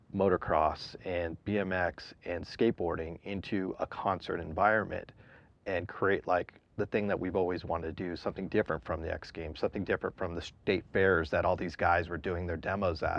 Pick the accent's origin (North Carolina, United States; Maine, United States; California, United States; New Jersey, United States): California, United States; San Diego; I grew up down in San Diego.